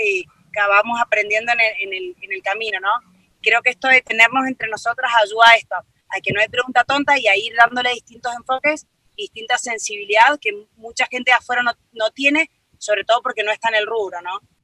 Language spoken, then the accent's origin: Spanish; Argentina; moved away as an adult; now in Mexico; soy argentina y hace cinco años que voy y vengo entre México y Argentina